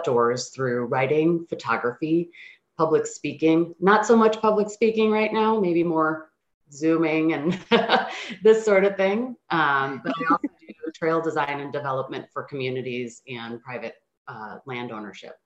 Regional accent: Chicago, Illinois, United States; I grew up in the Chicago suburbs, and I'm the child of two immigrant parents

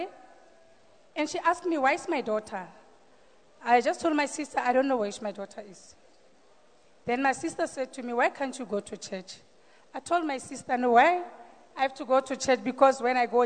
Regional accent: Randfontein, Gauteng, South Africa; from Randfontein

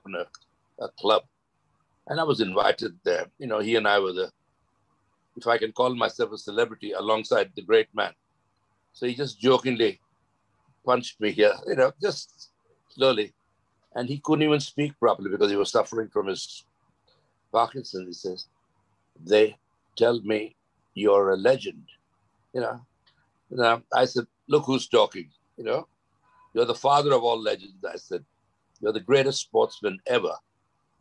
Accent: Mumbai, Maharashtra, India; moved away as an adult; also born or lived in Lancashire; I was born in Dadar Parsi Colony, and played for the local Dadar Parsi Colony Cricket Club

